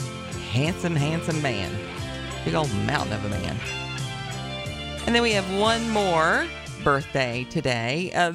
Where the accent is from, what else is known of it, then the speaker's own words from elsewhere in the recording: Tennessee, United States; Well, I'm from Tennessee